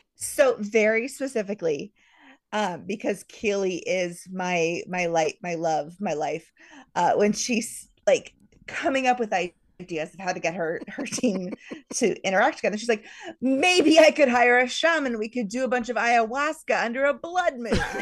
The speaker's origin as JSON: {"language": "English", "country": "United States", "said": "as an American"}